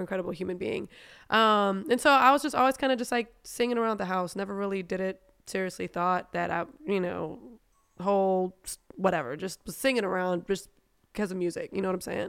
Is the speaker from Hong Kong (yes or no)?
no; Germany; first language German; English is a second language; also born or lived in United States; now in Atlanta, United States; German's actually my first language